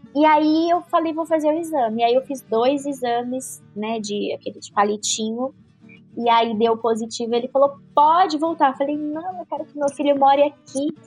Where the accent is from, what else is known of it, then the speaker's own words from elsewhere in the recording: interior of São Paulo, Brazil; accent: caipira; moved away as an adult; also born or lived in Chicago; now in São Paulo, Brazil; me formei em jornalismo no interior de São Paulo. E nasci no interior, né? Então a gente é da roça, a gente é do interior, a gente é caipira